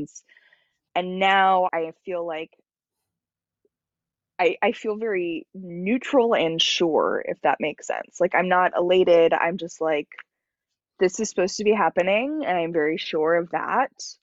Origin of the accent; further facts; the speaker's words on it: Los Angeles, California, United States; I was born in Los Angeles